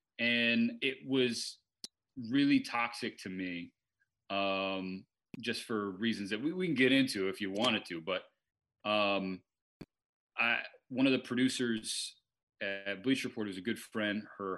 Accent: Eugene, Oregon, United States; I'm this slap from Eugene, Oregon, they're not calling me.

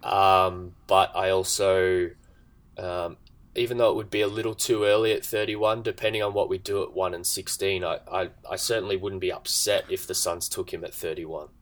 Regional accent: Australia; being an Australian

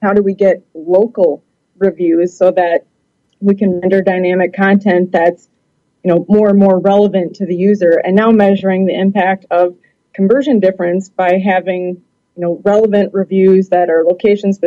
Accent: Milwaukee, Wisconsin, United States; I'm originally from the Milwaukee, Wisconsin area.

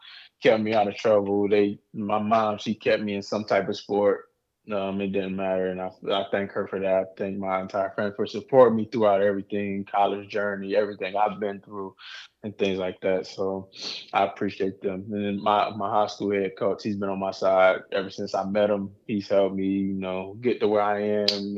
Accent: Charlotte, North Carolina, United States; growing up in Charlotte, seeing it my whole life

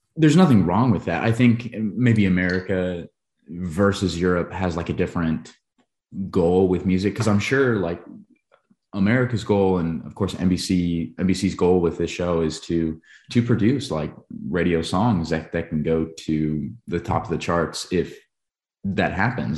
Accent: Billings, Montana, United States; my hometown, Billings, Montana

